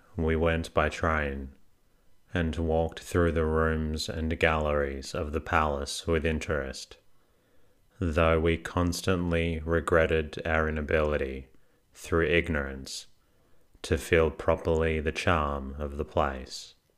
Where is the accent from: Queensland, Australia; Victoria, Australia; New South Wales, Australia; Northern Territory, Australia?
Victoria, Australia; Melbourne; I am actually from Melbourne